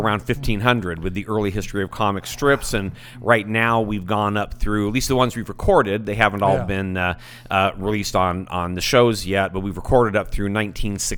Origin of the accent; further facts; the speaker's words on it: Buena Park, California, United States; I grew up in Orange County back in the day when Orange County was still mostly orange groves